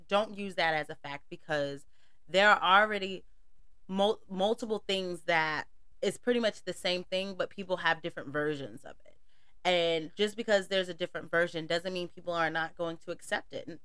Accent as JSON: {"language": "English", "region": "North Carolina", "country": "United States", "said": "I am from the South. I'm from North Carolina"}